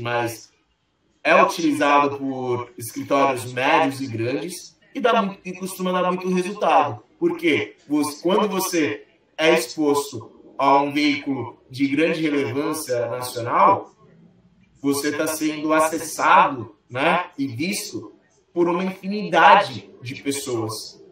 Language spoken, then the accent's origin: Portuguese; Brazil; eu, que sou brasileiro